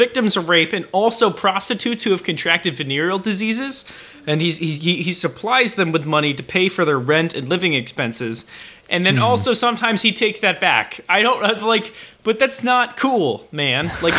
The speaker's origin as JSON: {"language": "English", "country": "United States", "said": "because I'm an American."}